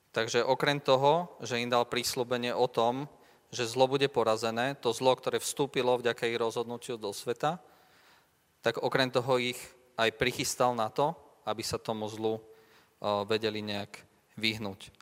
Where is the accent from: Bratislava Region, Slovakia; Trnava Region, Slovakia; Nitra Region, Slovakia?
Trnava Region, Slovakia; Leopoldov; u nás v Leopoldove